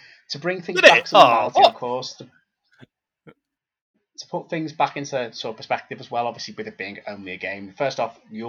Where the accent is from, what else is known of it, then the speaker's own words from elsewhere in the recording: England, United Kingdom; for us as English people